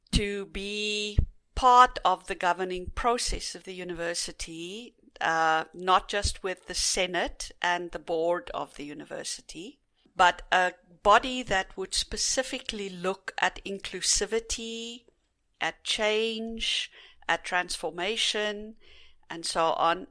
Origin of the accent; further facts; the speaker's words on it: South Africa; growing up in South Africa as privileged white in a very privileged white society